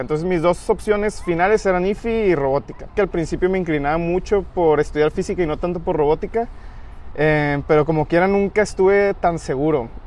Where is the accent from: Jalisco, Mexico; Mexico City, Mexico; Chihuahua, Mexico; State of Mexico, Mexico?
Jalisco, Mexico; Guadalajara; yo eh, soy de Guadalajara